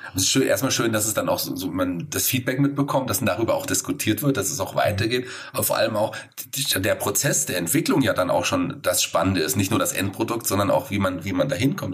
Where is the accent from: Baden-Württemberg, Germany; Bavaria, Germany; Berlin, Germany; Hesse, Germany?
Hesse, Germany; Fulda; ich bin leider zwar gebürtiger Fulderer